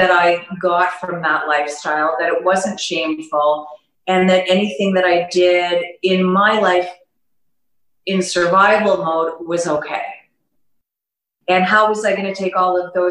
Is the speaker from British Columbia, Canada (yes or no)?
no; Toronto, Ontario, Canada; moved away as an adult; now in Panama; I'm from Toronto, Canada, born and raised